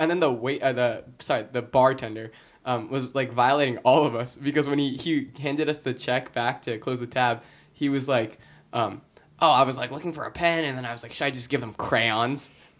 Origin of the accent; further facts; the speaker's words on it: California, United States; moved away as an adult; now in Boston, United States; I was like, I'm from California.